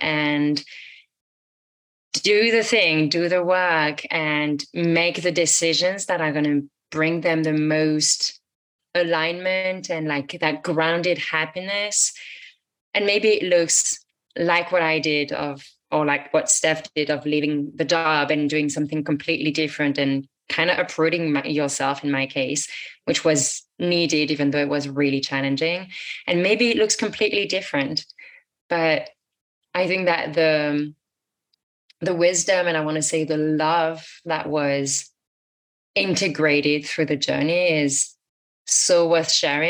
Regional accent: France; moved away; also born or lived in United States; I moved out of the US back to my home country in France for a bit.

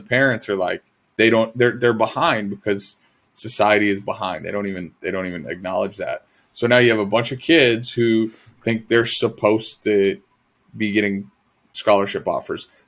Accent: Massachusetts, United States

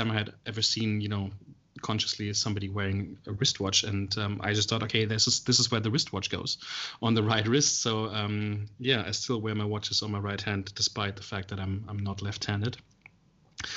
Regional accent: Germany; moved away as an adult; now in Melbourne, Australia; I'm originally from Germany. I've been living in Melbourne here in Australia for 5 years now.

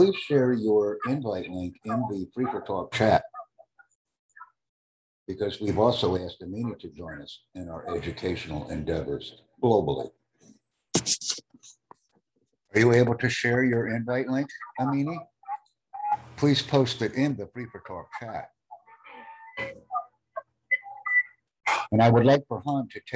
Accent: United States; I am from the United States

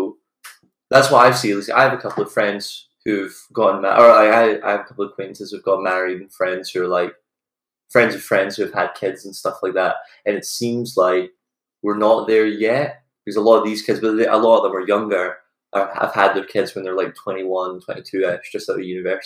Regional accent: Scotland, United Kingdom; moved away as an adult; also born or lived in United States; we're from Scotland, I go to college in America

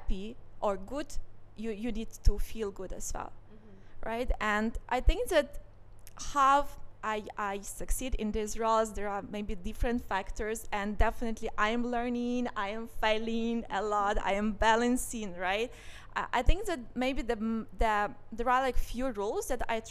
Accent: Ukraine; moved away as an adult; now in Singapore; I was born in Ukraine, where I spent the biggest part of my life. And I moved to Singapore just more than 2 years ago

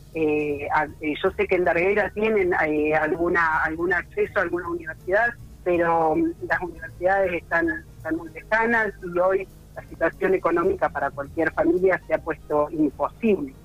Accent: Puan, Buenos Aires Province, Argentina; also born or lived in Bahía Blanca; no soy nacida acá en Puan, soy oriunda de Bahía Blanca, pero hace 40 y casi 47 años que estoy viviendo en Puan, soy adoptada de Puan.

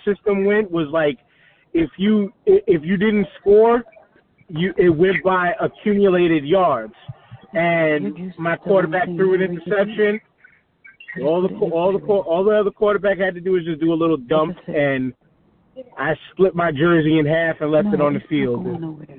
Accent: New York City, New York, United States; I'm from Staten Island. I'm living I live in Staten Island

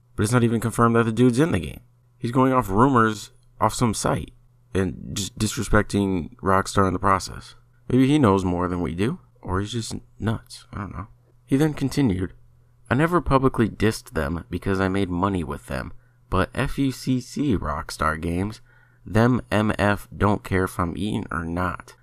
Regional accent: United States; I'm American. It's not my fault I was born here

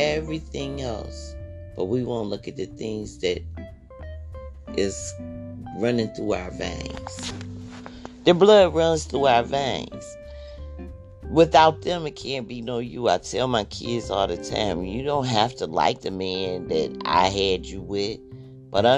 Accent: Michigan, United States; also born or lived in Chicago; I grew up here in Michigan

